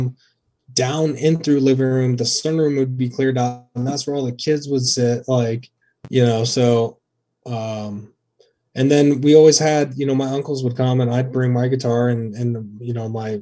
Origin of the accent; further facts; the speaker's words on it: Athens, Ohio, United States; moved away as an adult; also born or lived in Lewis County, Kentucky; now in Columbus, United States; I was actually raised in Athens, Ohio, and I'm from Northern Kentucky, Lewis County, Kentucky